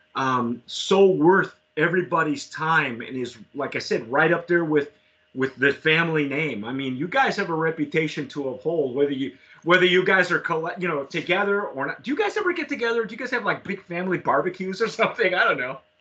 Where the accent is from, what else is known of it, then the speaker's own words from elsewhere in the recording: Southern California, United States; moved away; also born or lived in San Antonio, Texas; I grew up in Southern California, and I moved away for years